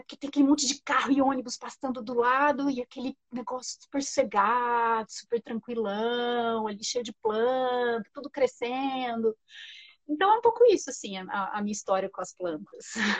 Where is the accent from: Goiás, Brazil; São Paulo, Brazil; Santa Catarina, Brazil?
São Paulo, Brazil; Franca; accent: caipira; now in São Paulo, Brazil; eu cresci no interior, eu cresci em Franca